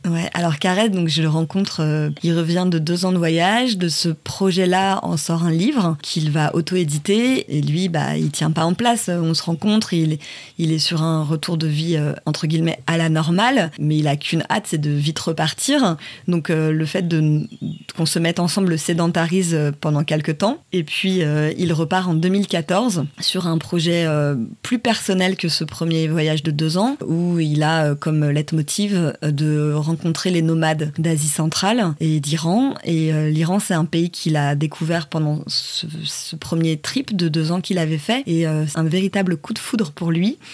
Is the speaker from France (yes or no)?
yes; Paris, Île-de-France, France; Je viens de Paris